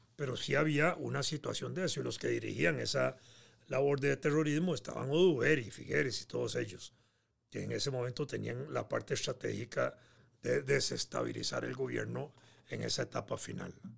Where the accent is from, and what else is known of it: Costa Rica